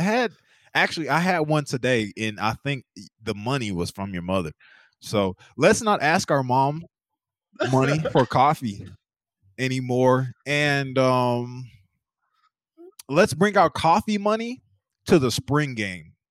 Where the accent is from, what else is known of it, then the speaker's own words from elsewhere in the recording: North Carolina, United States; now in Oklahoma, United States; I'm from North Carolina.